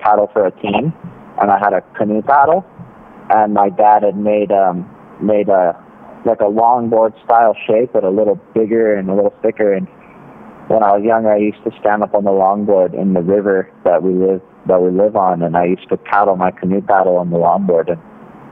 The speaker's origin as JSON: {"language": "English", "area": "North Shore, Oahu", "region": "Hawaii", "country": "United States", "tie": "born or raised there", "said": "I grew up in Hawaii on Oahu and on the North Shore"}